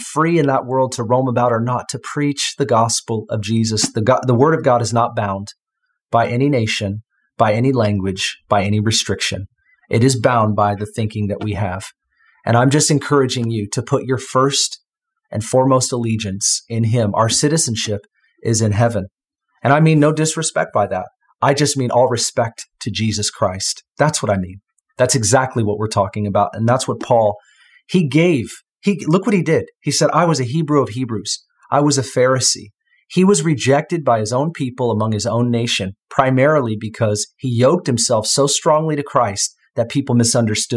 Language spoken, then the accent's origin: English; United States; as an American